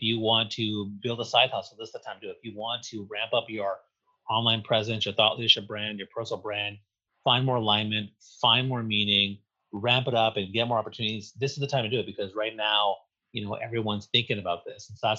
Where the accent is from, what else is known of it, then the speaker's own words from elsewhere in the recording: Eastern Canada, Canada; Well, I grew up on the East Coast, so I was a Habs fan my whole life.